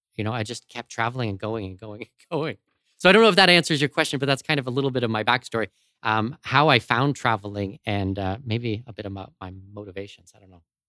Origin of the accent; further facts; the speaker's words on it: London, Ontario, Canada; moved away as an adult; also born or lived in Abu Dhabi / Los Angeles / Arctic; now in Panama City, Panama; London, Ontario, uh, my hometown